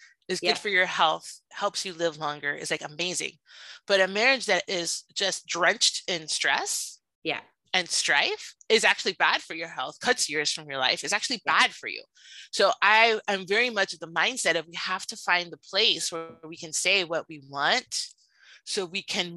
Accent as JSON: {"language": "English", "town": "Miami", "region": "Florida", "country": "United States", "tie": "born or raised there", "said": "I grew up in Miami, and in Miami"}